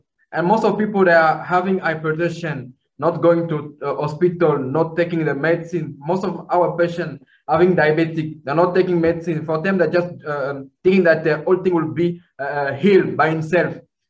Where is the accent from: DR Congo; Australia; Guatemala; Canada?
DR Congo; Kinshasa; I grew up in the Democratic Republic of Congo here in Kinshasa. It's a wonderful country, and where I grew up.